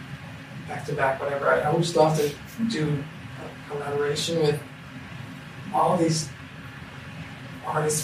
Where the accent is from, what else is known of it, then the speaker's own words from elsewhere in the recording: Netherlands; moved away as an adult; now in Los Angeles, United States; I grew up in Holland